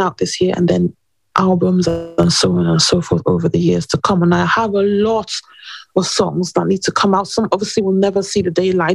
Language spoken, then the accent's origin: English; England, United Kingdom; also born or lived in New York; I was born in England and all my family are in England.